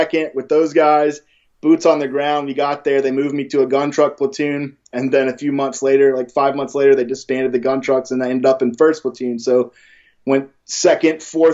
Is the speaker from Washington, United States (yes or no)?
no; North Carolina, United States; I'm from North Carolina